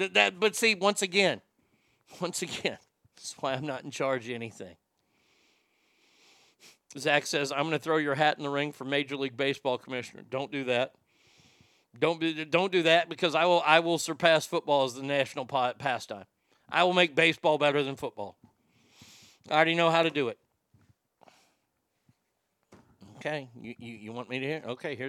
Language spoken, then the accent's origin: English; South Africa; I'm from South Africa and these are cougarans.